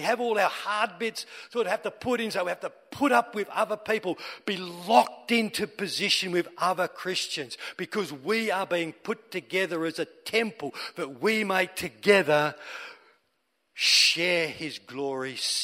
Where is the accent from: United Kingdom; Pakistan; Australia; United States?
Australia